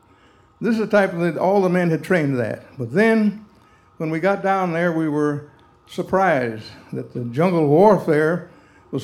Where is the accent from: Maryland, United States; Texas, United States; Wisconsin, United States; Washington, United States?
Wisconsin, United States; Beloit; where I lived, I was from Beloit, Wisconsin, there was not too many black people there at that time. And I went to schools where it was all integrated